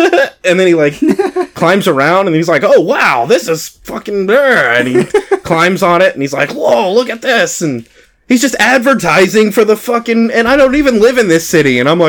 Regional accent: Texas, United States; we're from Texas

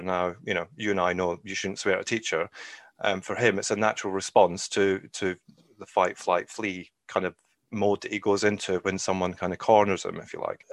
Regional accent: Scotland, United Kingdom; moved away as an adult; also born or lived in England; now in Ireland; I'm originally from Scotland, albeit I've lived, um, the majority of my life in England, actually. And I lived in Scotland till I was nineteen

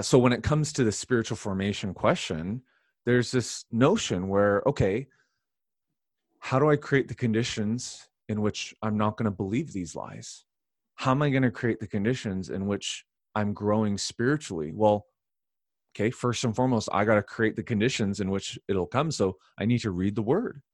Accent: Canada; I'm Canadian

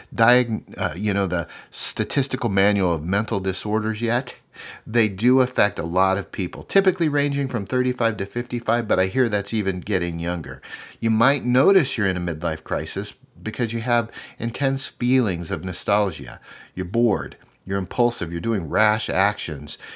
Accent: Omaha, Nebraska, United States; opened up a clinic in my hometown in Omaha called Brain Health Nebraska

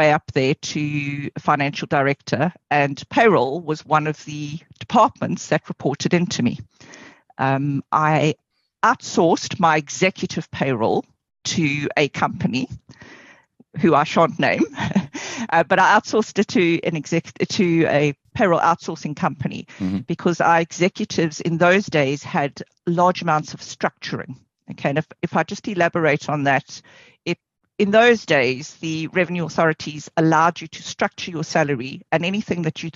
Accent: South Africa; moved away; I come from South Africa originally

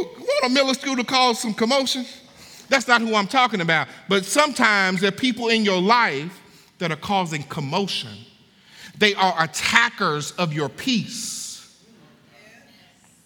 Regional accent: Hattiesburg, Mississippi, United States; now in Kentucky, United States; when I moved to Kentucky, I'm from Hattiesburg, Mississippi

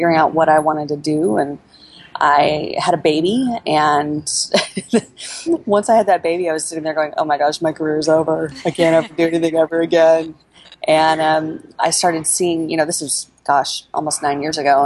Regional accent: Oklahoma City, Oklahoma, United States; I was born and raised in Oklahoma City

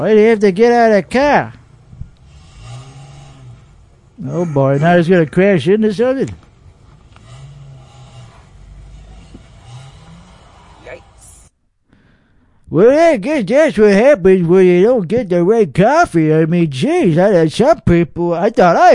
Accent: Austin, Texas, United States; born or raised there; accent: Texas

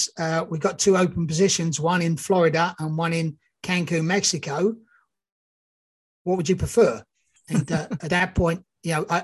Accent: England, United Kingdom; moved away as an adult; also born or lived in Australia / New Zealand / Canada; I'm actually English, but I just came from Australia.

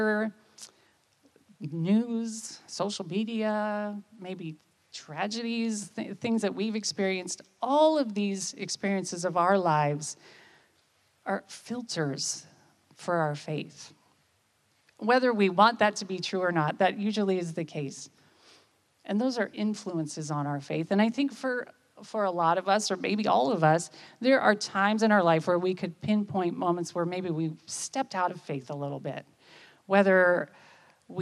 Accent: United States; I'm from America

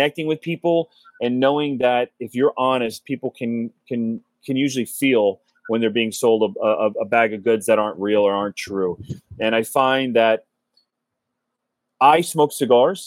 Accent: Cincinnati, Ohio, United States; moved away as an adult; now in South Florida, United States; growing up in Cincinnati, we have a little cigar shop downtown Cincinnati

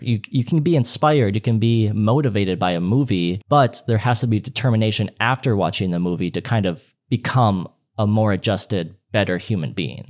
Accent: Saint Paul, Minnesota, United States; I'm actually from Saint Paul, Minnesota

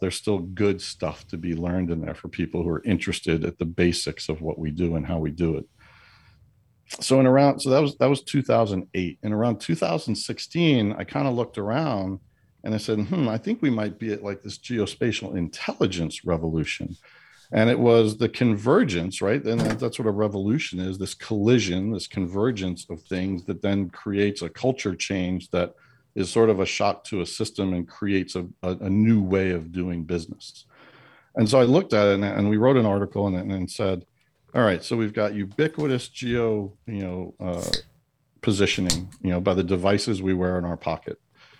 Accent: New York, United States; And because I'm a New Yorker, right, I'm going to go glasses half empty here.

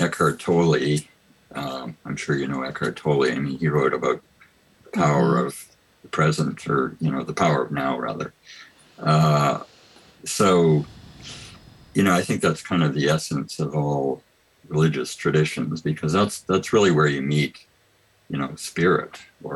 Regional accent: Canada; I grew up in the United Church of Canada, which is a very liberal church

